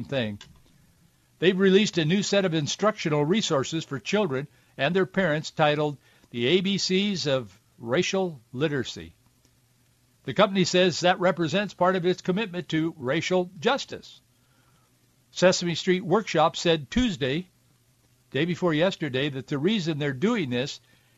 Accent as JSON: {"language": "English", "area": "Yakima Valley", "region": "Washington", "country": "United States", "tie": "born or raised there", "said": "both my wife and I grew up with in the Yakima Valley"}